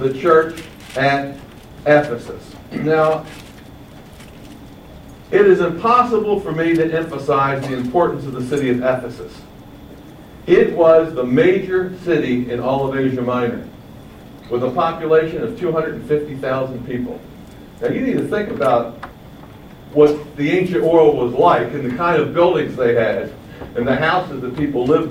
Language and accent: English; Baltimore, Maryland, United States; I grew up in Baltimore, which was, when I was a youngster, was the second largest port on the eastern seaboard